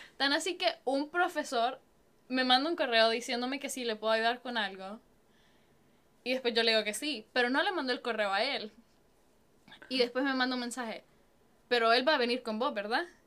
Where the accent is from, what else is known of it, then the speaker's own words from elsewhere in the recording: Honduras; now in San Antonio, United States; Yo soy de Honduras